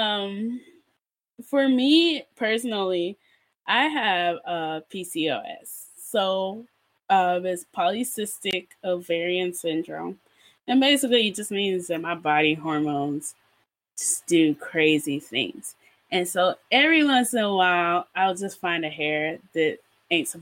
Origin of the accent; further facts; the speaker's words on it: Nigeria; me just being a Nigerian human and just never getting braces